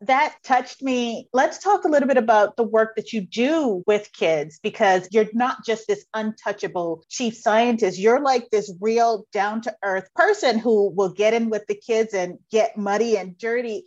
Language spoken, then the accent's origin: English; New York, United States; I'm a city girl. I'm from New York